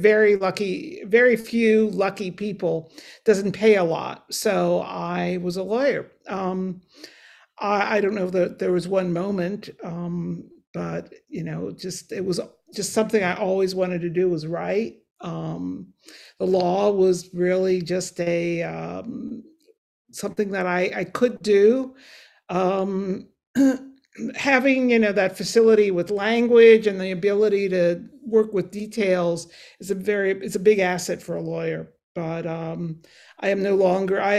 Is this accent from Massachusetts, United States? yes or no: no; Cincinnati, Ohio, United States; moved away as an adult; also born or lived in New York / New England; I grew up in Cincinnati, Ohio